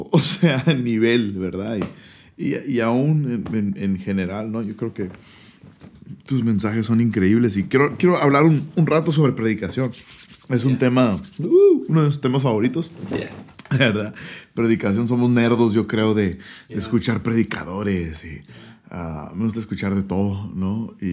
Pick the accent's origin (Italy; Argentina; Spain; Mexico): Mexico; Soy de México.